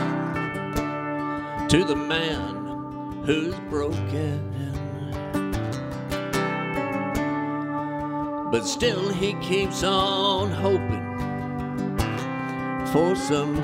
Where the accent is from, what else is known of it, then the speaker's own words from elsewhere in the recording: Alabama, United States; I'm from Alabama